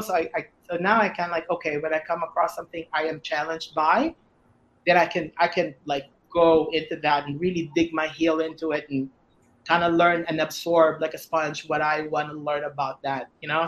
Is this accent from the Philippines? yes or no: yes; Philippines; I'm Filipino